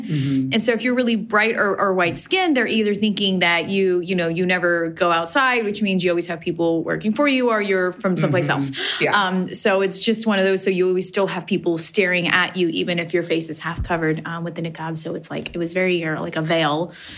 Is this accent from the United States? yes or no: no; Afghanistan; Like, I'm from Afghanistan and I couldn't travel in Afghanistan by myself.